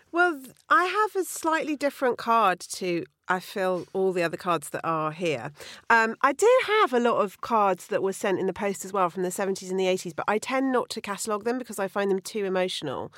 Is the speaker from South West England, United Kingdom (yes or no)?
yes; Bruton, South West England, United Kingdom; growing up in Bruton in Somerset